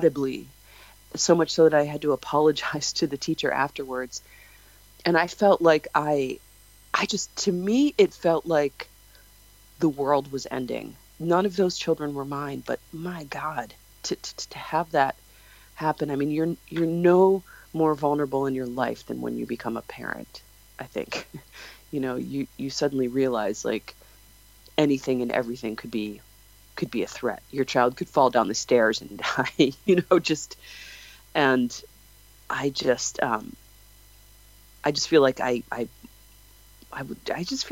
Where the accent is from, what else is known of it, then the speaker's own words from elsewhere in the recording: Chicago, Illinois, United States; moved away; I'm from Chicago originally